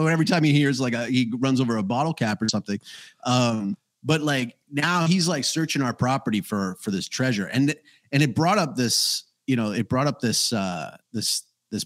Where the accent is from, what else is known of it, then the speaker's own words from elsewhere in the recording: Canada; Because I am Canadian, after all.